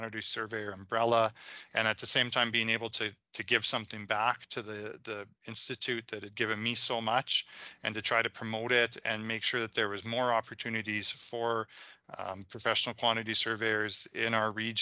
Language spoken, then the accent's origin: English; Saskatchewan, Canada; also born or lived in Calgary; I was originally from Saskatchewan